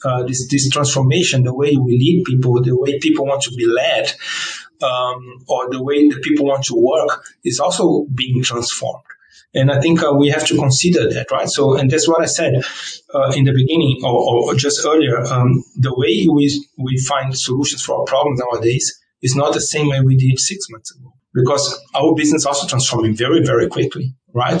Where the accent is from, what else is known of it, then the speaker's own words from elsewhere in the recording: Brazil; first language Portuguese; English is a second language; moved away; also born or lived in South Korea / Jakarta, Indonesia / Germany; I was born in Brazil, right? So um, we always at home we always spoke in Portuguese um, in Brazil